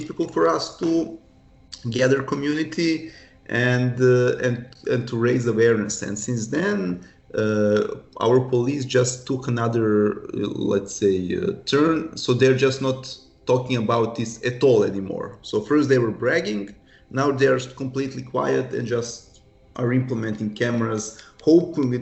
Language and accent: English; Serbia; we are from Serbia, non-EU country